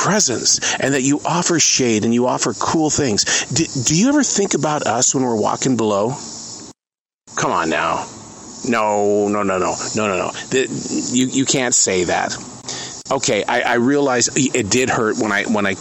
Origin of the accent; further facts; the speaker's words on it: Montana, United States; now in Charlotte, United States; I come from Montana